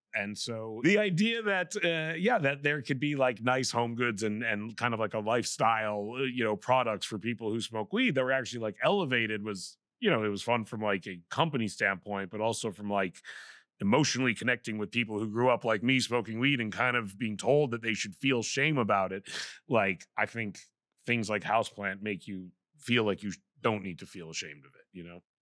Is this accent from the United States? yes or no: no; Vancouver, British Columbia, Canada; I'm from Vancouver